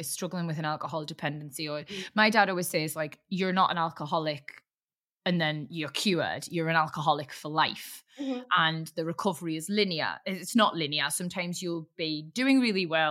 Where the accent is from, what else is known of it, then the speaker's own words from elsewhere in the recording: Newcastle upon Tyne, North East England, United Kingdom; being a Geordie